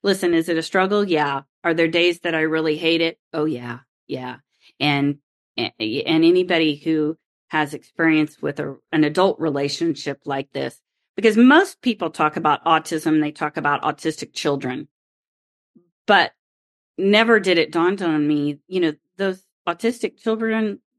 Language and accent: English; Oklahoma, United States; And it's not just because I grew up in Oklahoma where there is wind.